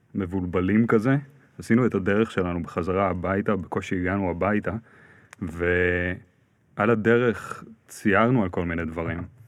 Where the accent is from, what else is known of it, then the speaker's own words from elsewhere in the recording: Ra'anana, Central District, Israel; גרתי ברעננה, גדלתי ברעננה